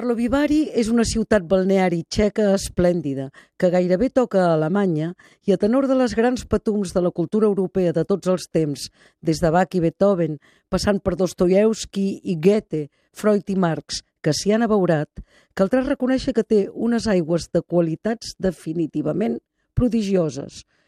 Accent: Catalonia, Spain; com a catalans

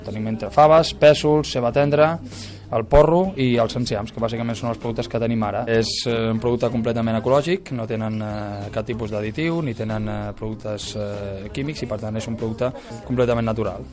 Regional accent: Catalonia, Spain

